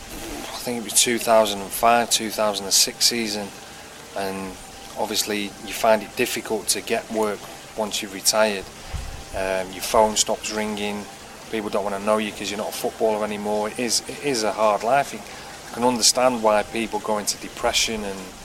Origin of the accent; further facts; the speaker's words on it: Manchester, North West England, United Kingdom; my hometown team